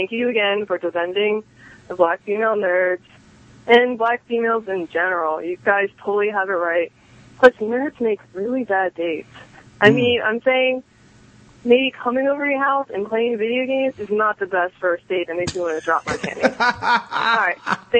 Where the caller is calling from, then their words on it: New Jersey, United States; from South Jersey.